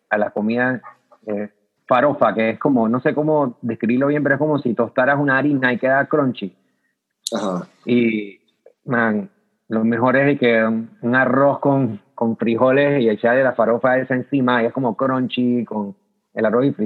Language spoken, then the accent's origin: Spanish; Panama; es como que el único dulce clásico con yuca que puedo pensar así como panameño, pues.